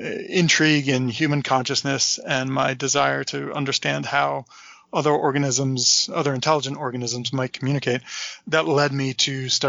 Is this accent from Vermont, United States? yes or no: yes; Manchester, Vermont, United States; Born and raised in the Green Mountains of Vermont.